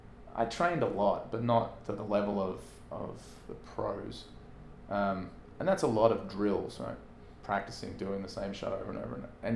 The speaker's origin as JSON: {"language": "English", "country": "Australia", "tie": "born or raised there", "said": "growing up in Australia, I'm 3 days older, I think, than Leighton Hewitt"}